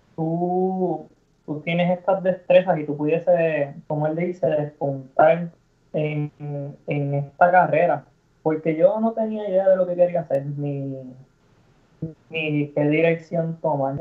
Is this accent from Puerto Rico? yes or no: yes; Cabo Rojo, Puerto Rico; also born or lived in Mayagüez / San Germán; Soy nacido en Mayagüez, todo mi, digamos, toda mi trayectoria de skateboarding se llevó a cabo en, Cabo Rojo, así que siempre digo que soy de Cabo Rojo